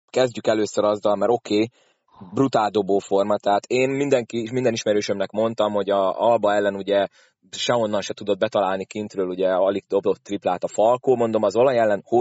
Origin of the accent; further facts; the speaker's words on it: Szolnok, Jász-Nagykun-Szolnok, Hungary; fél idő annyira nem tetszett szolnokiként.